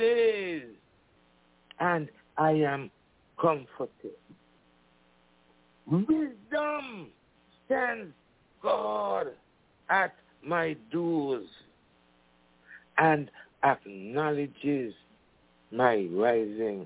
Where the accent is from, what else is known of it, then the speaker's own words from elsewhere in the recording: St. Kitts & Nevis; now in United States; I'm from the islands, you know, I'm from St. Kitts, you know, we got our independence from England, and I grew up singing God Save the Queen